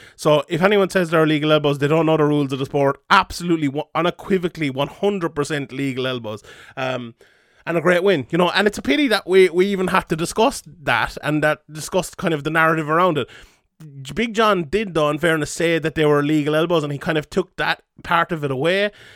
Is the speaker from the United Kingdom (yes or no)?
no; Ireland; we're an Irish M M A podcast